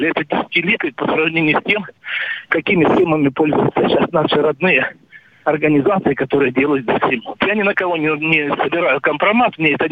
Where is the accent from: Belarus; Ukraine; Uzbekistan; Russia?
Ukraine; Sevastopol; в Севастополе, в моем родном городе, где я 61 год живу